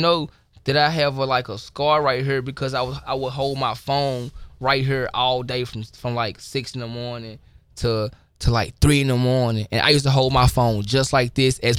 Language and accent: English; Memphis, Tennessee, United States; I come from Memphis, you know, and it's mostly African Americans